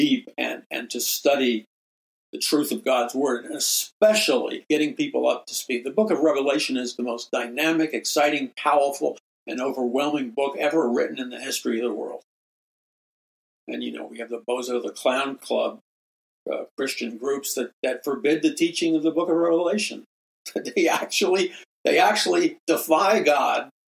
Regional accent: New York City, New York, United States; in New York City where I grew up

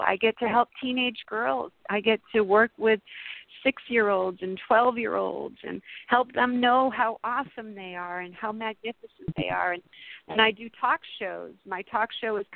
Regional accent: Massachusetts, United States; moved away as an adult; now in California, United States; I moved to California. I'm from Massachusetts originally, and I had moved out here to California

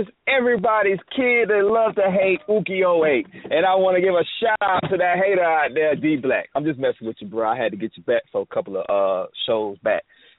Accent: South Florida, United States; I'm from South Florida myself.

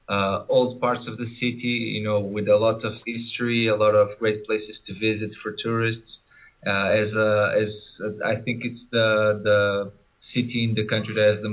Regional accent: Mozambique; also born or lived in Porto, Portugal; Uh, I, I just turned 29 years old. Uh, I, I'm from Portugal. I was born in Portugal, but I was raised in Mozambique.

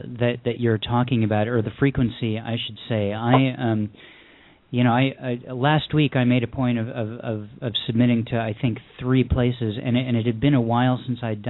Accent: Syracuse, New York, United States; now in Los Angeles, United States; I'm from Los Angeles now, but the last time I was at the YMCA in Syracuse, I was attending summer camp at their day camp, and I was probably about 8 years old.

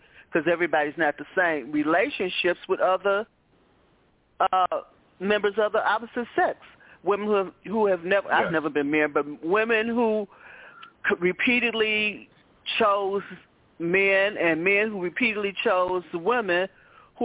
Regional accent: Chicago, Illinois, United States; I grew up in Chicago housing of projects

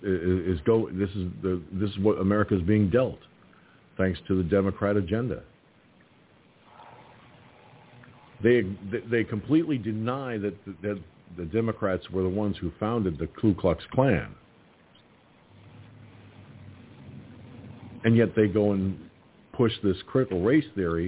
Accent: United States; as an American

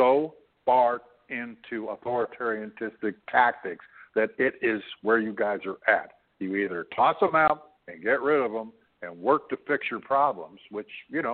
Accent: Canada; I'm a Canadian

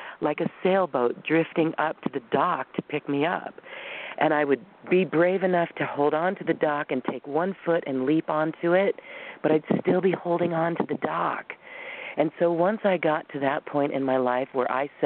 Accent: Boulder, Colorado, United States; moved away as an adult; also born or lived in Taiwan / Guam; we were both growing up in Boulder

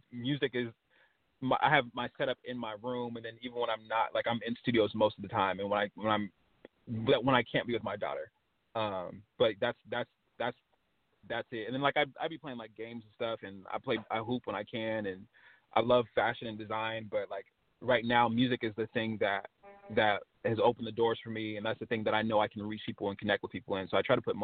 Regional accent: West Coast, United States; I was from the West Coast

